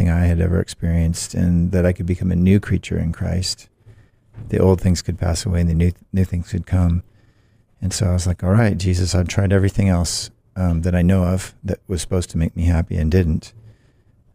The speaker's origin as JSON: {"language": "English", "town": "Olympia", "region": "Washington", "country": "United States", "tie": "born or raised there", "also_born_or_lived": "San Diego, California / Salem, Oregon / St. Petersburg, Russia", "moved": "as an adult", "lives_now": "Boston, United States", "said": "I was born in San Diego when my dad was in the Navy. And when I was 1, we moved up to the Northwest and lived in Salem, Oregon for a time, and short time, then up in Olympia, Washington, for about 10 years, and then I moved back to Salem and spent the rest of my schooling years and college there"}